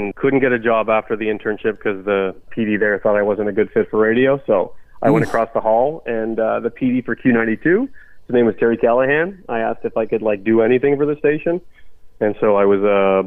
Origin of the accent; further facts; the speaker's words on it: Ottawa, Ontario, Canada; also born or lived in North Bay, Ontario; I grew up in Ottawa